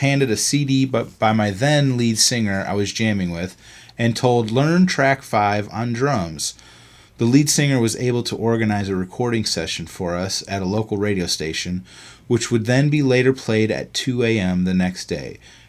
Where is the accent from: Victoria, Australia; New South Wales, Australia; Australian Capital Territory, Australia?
New South Wales, Australia; Sydney; I'm from Sydney, Australia.